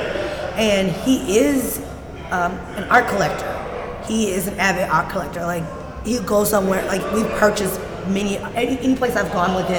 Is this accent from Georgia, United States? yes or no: yes; Atlanta, Georgia, United States; I'm from Atlanta, West Side